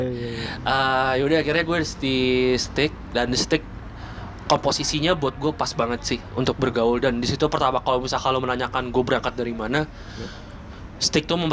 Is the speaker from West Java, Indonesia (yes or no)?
no; Tangerang, Banten, Indonesia; Enggak kan beda kalau misalnya gue kan dari Tangerang, coy.